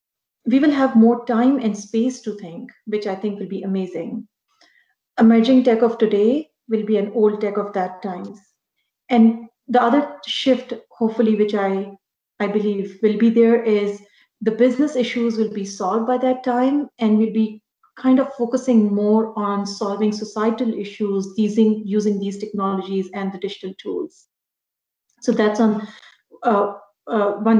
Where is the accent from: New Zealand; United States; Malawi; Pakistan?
Pakistan; moved away as an adult; now in Canada; back home in Pakistan. So I was there for 6 years with PwC Pakistan. And then when I immigrated to Canada in 2010